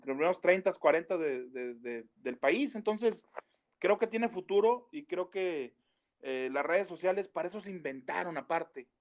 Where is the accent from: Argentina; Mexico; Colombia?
Mexico; Comarca Lagunera; somos laguneros todos